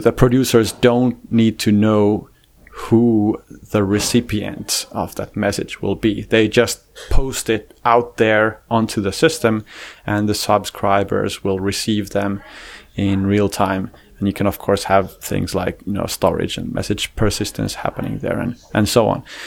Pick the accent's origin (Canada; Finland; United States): Finland; I'm a Finnish guy.